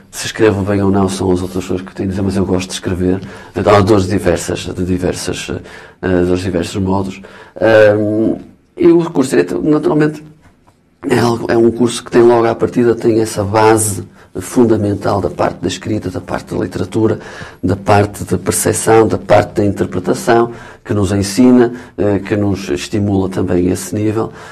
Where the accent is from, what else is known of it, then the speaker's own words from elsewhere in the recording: Alcobaça, Centro, Portugal; sou de Alcobaça